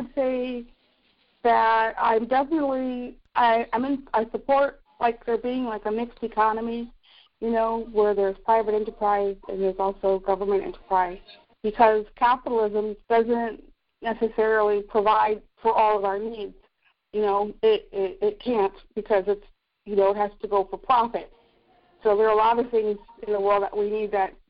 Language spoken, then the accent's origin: English; United States; moved away as an adult; also born or lived in Brooklyn, New York / Port Townsend, Washington / Ironton, Ohio; now in North Carolina, United States; I was born in Brooklyn. I grew up where New Jersey, Pennsylvania, and New York State meet.